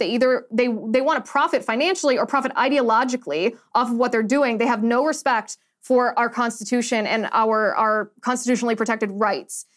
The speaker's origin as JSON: {"language": "English", "country": "United States", "said": "we as the American people"}